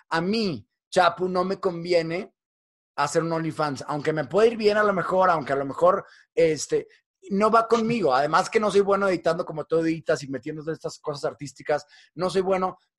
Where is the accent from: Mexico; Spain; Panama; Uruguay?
Mexico; ¿De qué no queremos hablar como sociedad mexicana, como sociedad